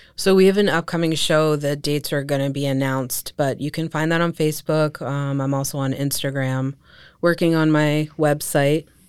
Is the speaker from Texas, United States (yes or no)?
no; Allentown, Pennsylvania, United States; was born and raised in Allentown.